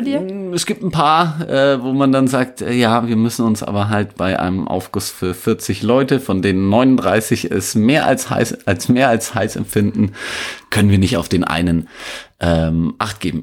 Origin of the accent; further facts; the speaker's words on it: northeastern Upper Franconia, Bavaria, Germany; ich bin in Nordostoberfranken groß geworden